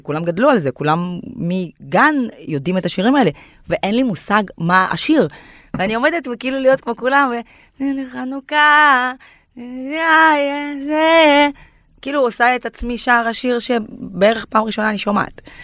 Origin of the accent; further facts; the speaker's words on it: Kyrgyzstan; Hebrew is a second language; moved away as an adult; now in Tel Aviv, Israel; אני עליתי מקירגיסטן בגיל 19 ויש לי קצת מבטא